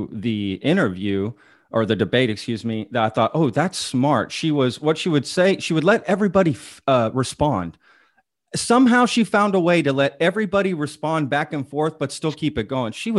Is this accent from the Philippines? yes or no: no; United States; as American people